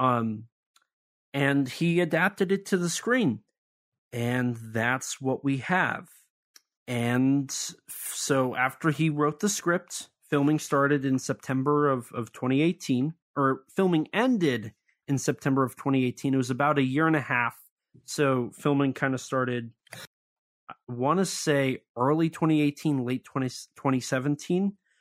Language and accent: English; United States; I'm an American